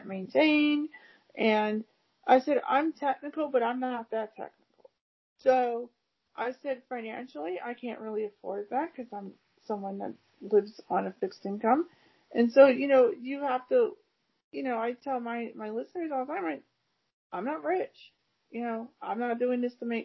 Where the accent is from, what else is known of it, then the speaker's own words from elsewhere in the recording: Cleveland, Ohio, United States; also born or lived in California; now in Akron, United States; I live in Akron, 50 minutes away from Cleveland. I'm originally from Cleveland.